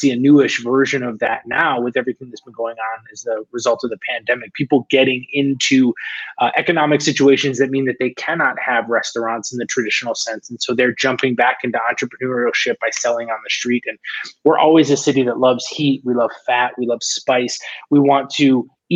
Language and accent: English; a small town in northern New York, United States; now in Los Angeles, United States; I grew up on the East Coast